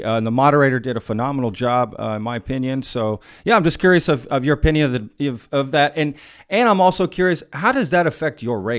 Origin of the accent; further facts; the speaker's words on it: Texas, United States; Look, I wasn't born in Texas either. I'm as Texan as they come, so screw anybody that says you're not a Texan if you weren't born here.